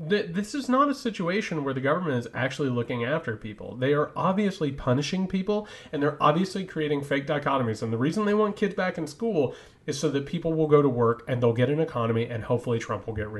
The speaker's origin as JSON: {"language": "English", "area": "Greene County", "region": "Indiana", "country": "United States", "said": "I'm from Greene County, Indiana"}